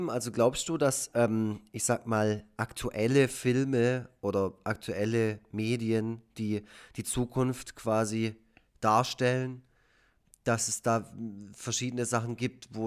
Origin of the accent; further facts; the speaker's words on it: Baden-Württemberg, Germany; Ich, ich als Schwabe.